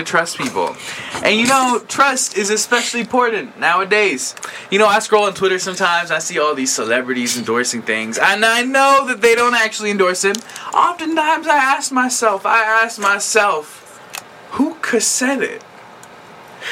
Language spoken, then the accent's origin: English; Franklin Township, New Jersey, United States; born or raised there